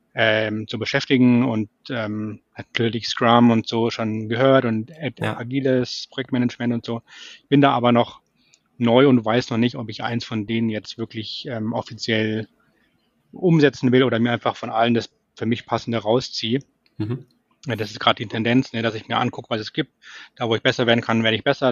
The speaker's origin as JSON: {"language": "German", "town": "Munich", "region": "Bavaria", "country": "Germany", "said": "ich komme eigentlich aus München"}